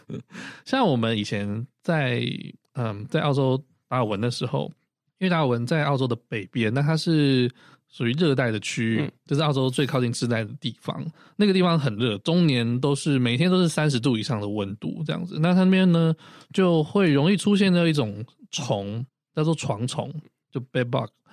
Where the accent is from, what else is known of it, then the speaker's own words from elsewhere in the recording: Taiwan; moved away as an adult; also born or lived in Australia; 我是台湾人